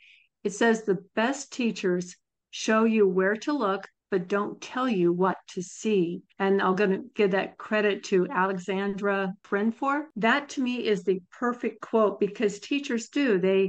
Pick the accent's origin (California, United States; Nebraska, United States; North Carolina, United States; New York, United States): Nebraska, United States; I'm from Nebraska, and I don't remember seeing the Mouseketeers, but I was from a very small town.